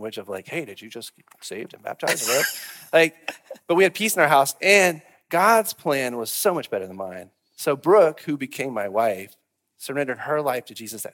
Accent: Memphis, Tennessee, United States; now in Cookeville, United States; I grew up in Memphis.

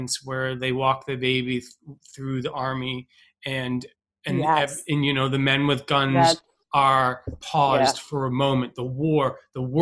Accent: New York City, New York, United States; I'm an Irish Catholic New York Jew who's never been to Hebrew school or Catholic school

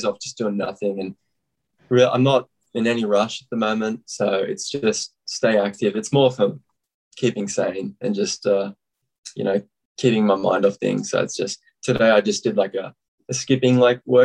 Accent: Central Coast, New South Wales, Australia; moved away as an adult; now in United States; I grew up on the Central Coast. It's in New South Wales, and so that's where I was born and raised.

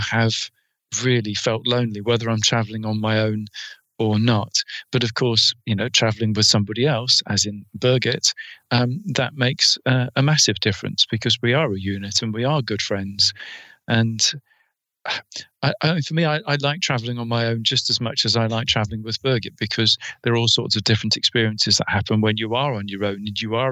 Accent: England, United Kingdom; I'm English

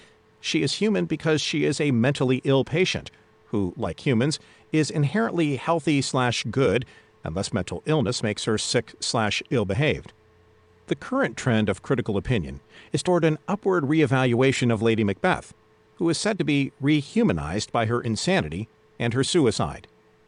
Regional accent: Budapest, Hungary; English is a second language; Growing up in Budapest in the 1920s, I learned about the famous 19th century Hungarian obstetrician Ignaz Semmelweis

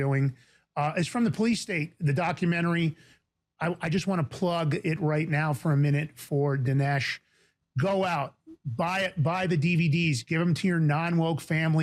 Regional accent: New York, United States; I'm from Fort Worth, the Bronx.

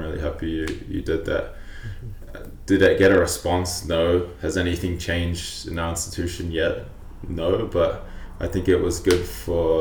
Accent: New Zealand; now in Calgary, Canada; I'm Polynesian, my background, I grew up in New Zealand

